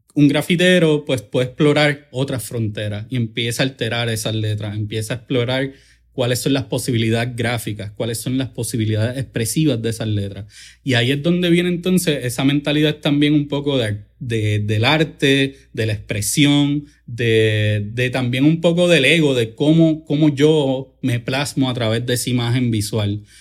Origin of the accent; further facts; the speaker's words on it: Caguas, Puerto Rico; yo soy de Cagua, del barrio de Tomás de Castro, el área de allí de Villar de Castro, la calle 15